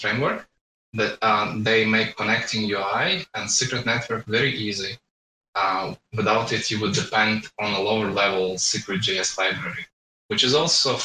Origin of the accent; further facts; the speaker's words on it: Latvia; I'm from Latvia